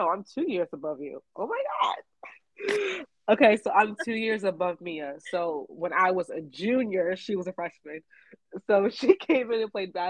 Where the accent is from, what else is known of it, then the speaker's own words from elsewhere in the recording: Maryland, United States; also born or lived in Philadelphia, Pennsylvania; I moved to Maryland when I was about 6 or 7